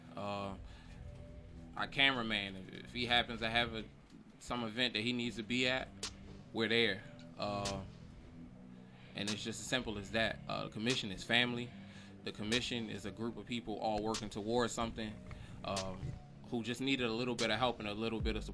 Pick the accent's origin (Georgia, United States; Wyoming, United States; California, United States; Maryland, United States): Maryland, United States; Baltimore; moved away; I'm from Baltimore.